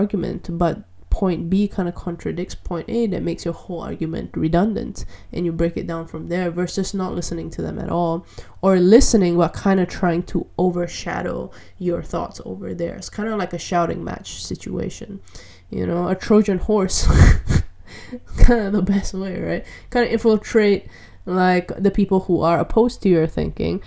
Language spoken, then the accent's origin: English; Malaysia; I'm from Malaysia